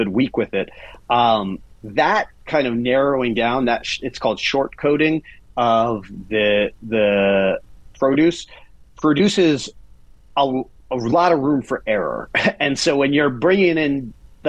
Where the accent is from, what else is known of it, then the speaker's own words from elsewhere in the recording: Silver Spring, Maryland, United States; moved away as an adult; also born or lived in Brooklyn, New York; I'm out of Maryland, inside the Beltway, Maryland. So right pushed up against D.C., Silver Spring, for people who are in the know. A lovely, lovely community. I grew up with a kind of a fond view of the suburbs